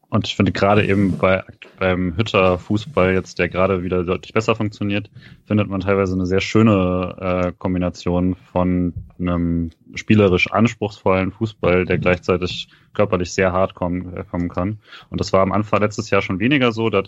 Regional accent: Freiburg, Baden-Württemberg, Germany; also als Freiburger kennt man ihn ja sehr gerne als den zentralen Innenverteidiger

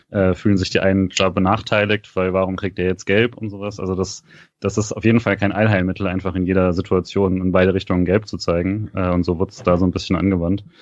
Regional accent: Freiburg, Baden-Württemberg, Germany; also als Freiburger kennt man ihn ja sehr gerne als den zentralen Innenverteidiger

